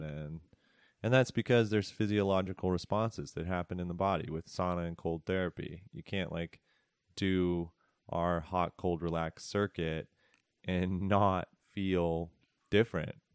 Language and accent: English; Philadelphia, Pennsylvania, United States; also born or lived in San Francisco; now in Asheville, United States; I grew up in Northeast Philadelphia